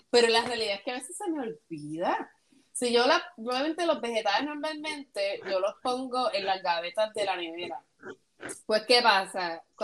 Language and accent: Spanish; Puerto Rico; now in United States; Somos de Puerto Rico, pero viviendo en los Estados Unidos, o viviendo fuera de Puerto Rico.